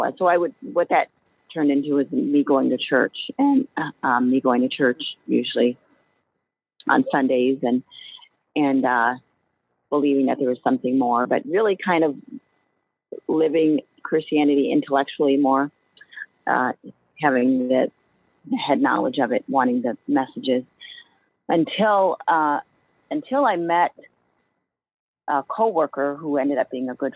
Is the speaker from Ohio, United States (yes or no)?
yes; Ohio, United States; moved away as an adult; now in Chicago, United States; I grew up in Ohio, actually. So now I've been in the Chicagoland area for around 15 years